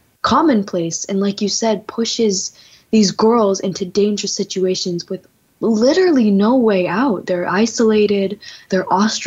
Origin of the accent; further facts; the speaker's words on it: India; Yeah, as we're both Indian women.